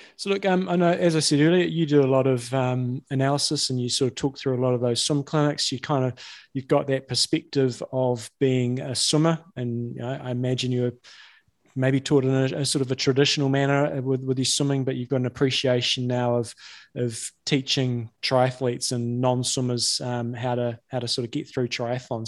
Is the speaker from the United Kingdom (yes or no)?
no; New Zealand